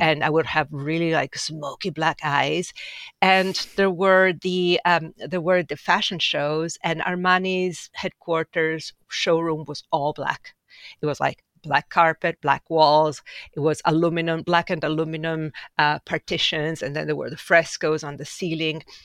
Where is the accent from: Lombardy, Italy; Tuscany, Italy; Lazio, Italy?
Lombardy, Italy; Milan; moved away as an adult; also born or lived in Sardinia / Ferrara; now in New York, United States; grew up most of my life in Milan.